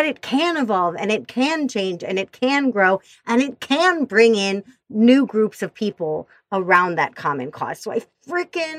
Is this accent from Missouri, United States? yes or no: yes; Missouri, United States; I grew up in Missouri.